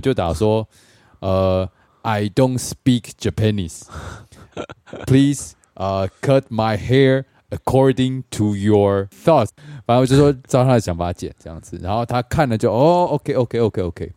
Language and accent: Chinese; Taiwan; Taiwan，Taiwan